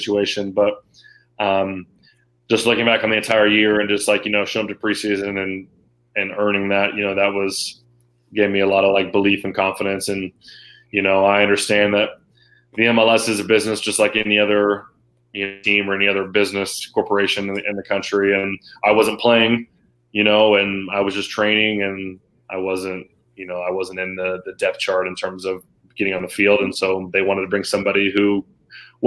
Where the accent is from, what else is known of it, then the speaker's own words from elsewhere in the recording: Norman, Oklahoma, United States; I'm originally from Norman, Oklahoma. That's like where I'm from